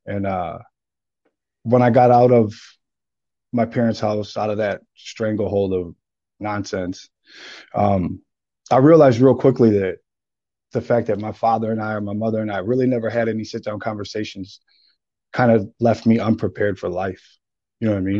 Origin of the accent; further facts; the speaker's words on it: St. Paul, Minnesota, United States; also born or lived in Texas; I'm from St. Paul, Minnesota. I was born and raised here.